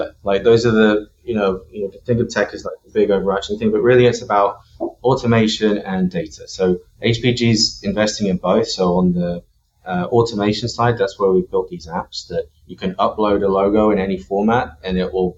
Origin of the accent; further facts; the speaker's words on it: Bristol, South West England, United Kingdom; moved away as an adult; also born or lived in London / San Francisco; now in United States; Bristol in the UK, and is where I grew up.